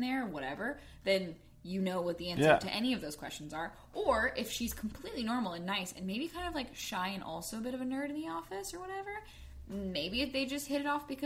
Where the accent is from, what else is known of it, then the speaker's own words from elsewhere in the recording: Arkansas, United States; I am from Arkansas